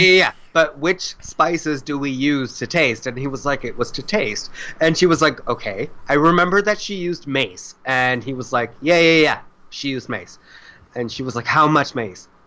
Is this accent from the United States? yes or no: yes; South Florida, United States; I grew up in South Florida